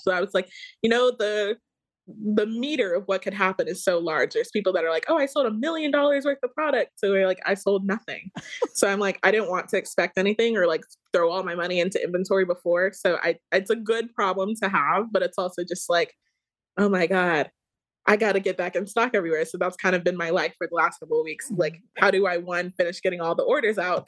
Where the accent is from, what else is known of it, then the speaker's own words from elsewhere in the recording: Dallas, Georgia, United States; I'm from Georgia. I'm from Dallas, Georgia um, went to North Paulding High School and then UGA